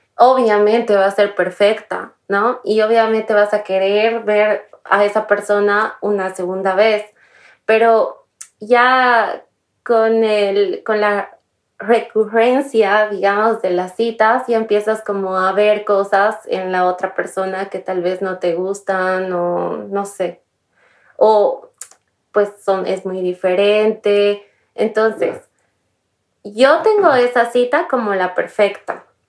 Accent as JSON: {"language": "Spanish", "country": "Bolivia", "also_born_or_lived": "Paris", "moved": "as an adult", "said": "Mi país de origen es Bolivia"}